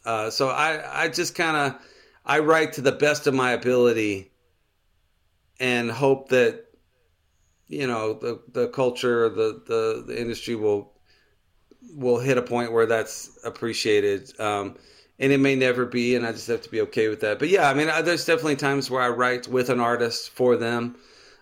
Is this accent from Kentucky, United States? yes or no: no; Texas, United States; I grew up in just outside of Houston, and I would go visit him pretty regularly.